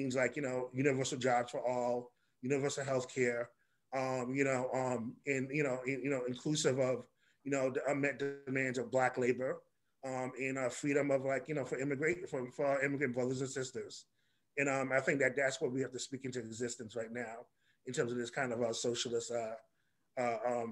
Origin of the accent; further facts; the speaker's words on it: New York City, New York, United States; when I was growing up in Harlem, I, you know, like Algier is my Harlem homeboy. I was on 155th